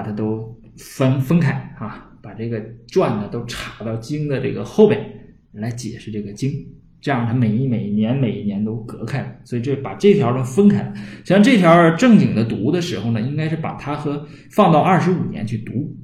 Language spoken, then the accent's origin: Chinese; Northeast China, China; accent: Northeastern Mandarin; 我们东北话呢叫嘚瑟